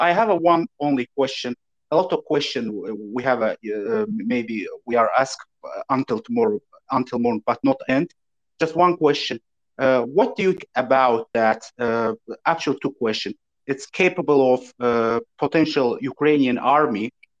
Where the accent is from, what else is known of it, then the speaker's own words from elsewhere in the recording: Azerbaijan; I am from Azerbaijan.